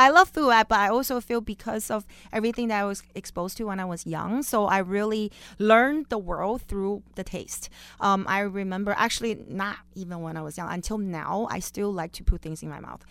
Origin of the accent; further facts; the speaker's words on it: Beijing, China; also born or lived in Las Vegas, Nevada; now in Orange County, United States; I was born and raised in Beijing, China